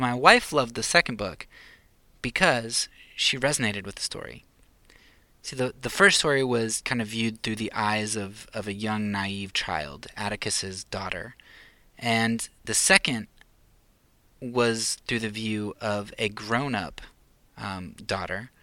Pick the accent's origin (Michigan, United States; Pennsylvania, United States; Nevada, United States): Pennsylvania, United States; moved away; I'm from Pennsylvania